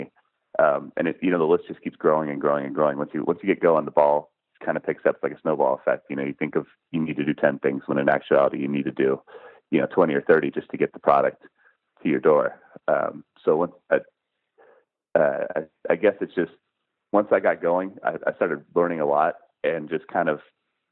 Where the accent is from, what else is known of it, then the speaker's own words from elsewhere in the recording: Seattle, Washington, United States; I grew up in Seattle